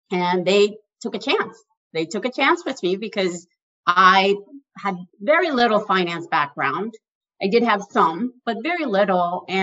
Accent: Mexico; now in New York, United States; I moved about 20 years ago from Mexico to New York. And I was determined that I was going to stay in New York.

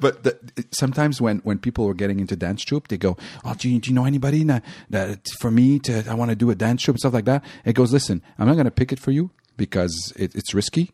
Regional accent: Montreal, Quebec, Canada; I'm from Montreal

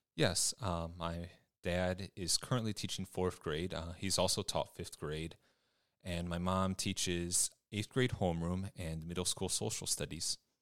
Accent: Richmond, Michigan, United States; also born or lived in Ypsilanti, Michigan; I've lived in Michigan my whole life, uh, first in a small town called Richmond, which was about 45 minutes or so northeast of Detroit. Uh, we moved to Ypsilanti in 2012

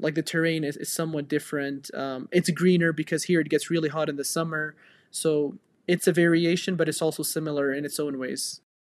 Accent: Iraqi Kurdistan, Kurdistan Region, Iraq; also born or lived in Edinburgh, United Kingdom; I've grown up here all my life, did all my high school here.

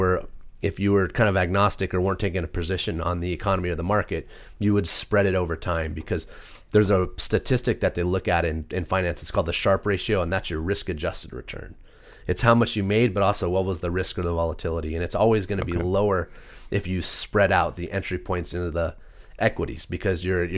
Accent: Capistrano Beach, California, United States; also born or lived in Texas; I grew up in South Orange County.

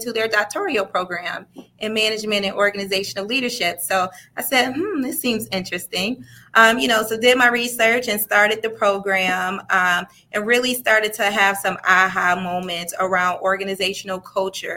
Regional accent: Rochester, New York, United States; I was raised in the city of Rochester, New York

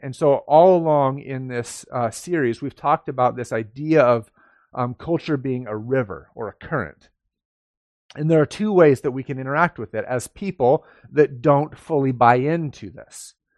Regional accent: United States; we are Americans. We live in America, right? We identify as Americans, most of us do anyways

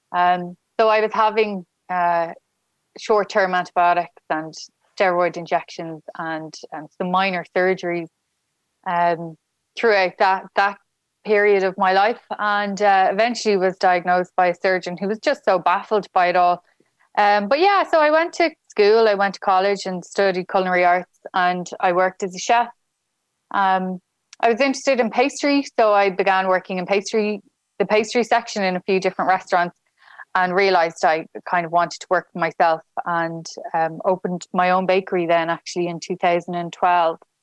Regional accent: Dublin, Leinster, Ireland; moved away as an adult; now in Galway, Ireland; I'm from Dublin

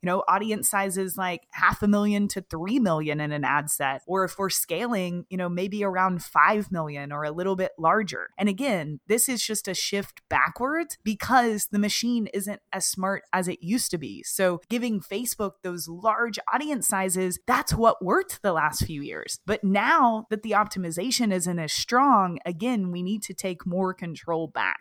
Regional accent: Kentucky, United States; moved away as an adult; also born or lived in Austin, Texas; I moved to Austin, Texas from my hometown in Kentucky

